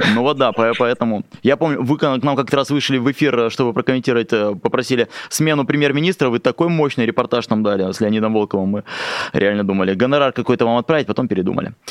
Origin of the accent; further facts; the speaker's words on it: Khabarovsk, Khabarovsk Krai, Russia; Я из Хабаровска